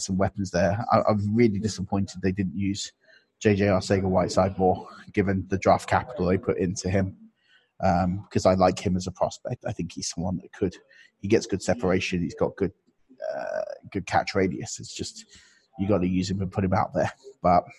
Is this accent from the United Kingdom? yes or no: yes; Potters Bar, East of England, United Kingdom; I grew up in just outside Potter's Bar. So I know North London quite well.